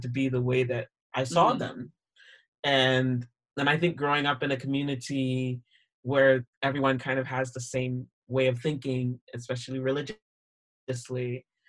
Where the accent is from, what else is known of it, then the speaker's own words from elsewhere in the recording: Sarasota, Florida, United States; moved away as an adult; now in Edinburgh, United Kingdom; I grew up in Sarasota, Florida